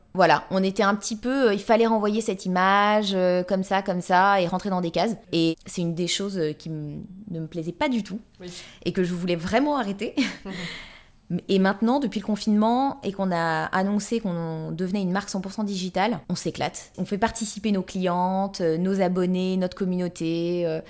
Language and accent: French; Paris, Île-de-France, France; je suis euh, née ici, j'ai grandi ici, je suis amoureuse de Paris